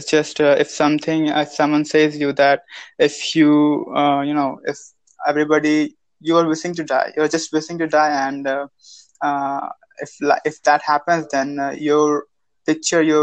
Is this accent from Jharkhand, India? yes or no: yes; Jharkhand, India; I'm from Jharkhand